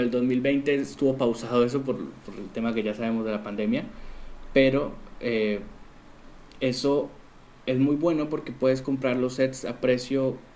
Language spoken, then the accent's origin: Spanish; Colombia; now in Argentina; bueno, soy colombiano, como dijiste, y vivo en Argentina